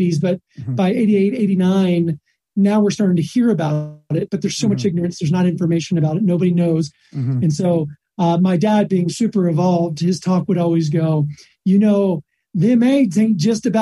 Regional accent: Texas, United States; also born or lived in Florida; I grew up in Texas

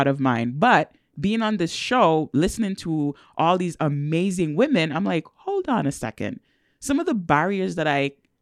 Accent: England, United Kingdom; moved away as an adult; also born or lived in Jamaica / Ontario, Canada; now in Edmonton, Canada; I am Jamaican born, and I actually grew up in England.

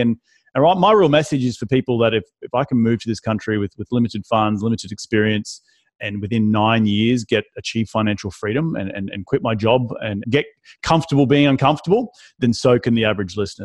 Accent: Australia; moved away as an adult; also born or lived in London, United Kingdom; now in United States; I'm from Australia.

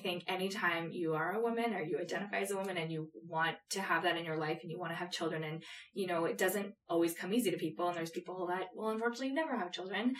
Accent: Canada; We're from Canada

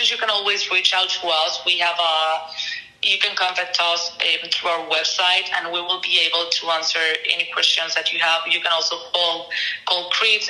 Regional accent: Mexico; moved away; growing up in Mexico

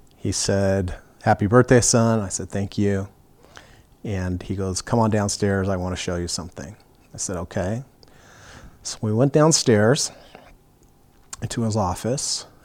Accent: Ogden, Utah, United States; also born or lived in Fort Ord, California; I was three years old, uh, we moved from Fort Ord, California, up here to Ogden, Utah

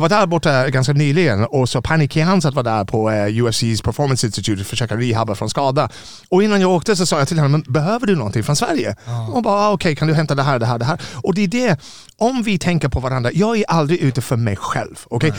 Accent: Ireland; Swedish is a second language; moved away as an adult; now in Sweden; När jag växte upp på, Irland var ett väldigt fattigt land 70-80-talet

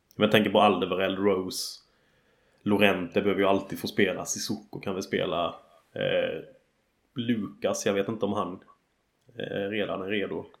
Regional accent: Sweden; now in England, United Kingdom; hemma i Sverige

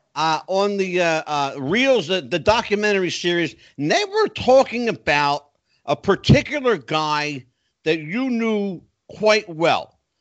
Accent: Philadelphia, Pennsylvania, United States; I grew up in Philadelphia

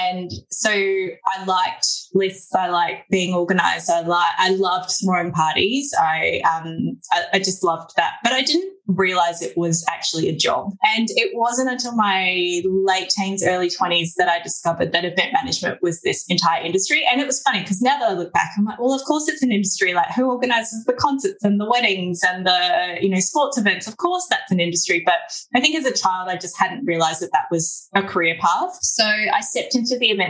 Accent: Australia; accent: Aussie; also born or lived in Melbourne, Australia; my Aussie accent

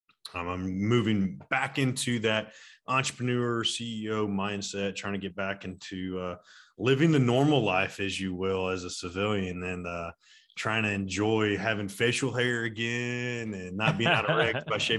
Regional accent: Atlanta, Georgia, United States; I was born and raised here in Atlanta.

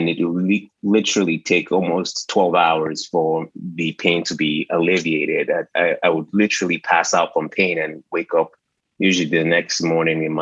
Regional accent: New Jersey, United States; moved away as an adult; also born or lived in Washington, D.C. / Nigeria (ancestry); now in Atlanta, United States; we actually used to live in New Jersey, where I grew up. I am of Nigerian descent, but I was born in Washington, D.C., and then eventually I ended up in New Jersey

